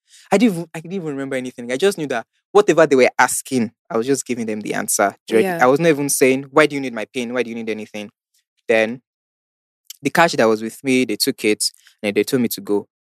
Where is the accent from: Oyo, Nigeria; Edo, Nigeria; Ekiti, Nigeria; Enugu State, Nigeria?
Oyo, Nigeria; Ibadan; So I said, but I'm from Ibadan. Do you not expect me to go back all the way to Ibadan? I don't live in Lagos.